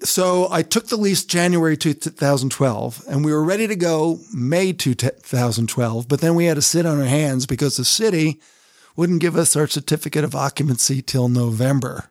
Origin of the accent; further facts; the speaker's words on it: Colonia, New Jersey, United States; moved away as an adult; also born or lived in Newark, New Jersey / London / Atlanta; now in Salt Lake City, United States; I grew up in Colonia, New Jersey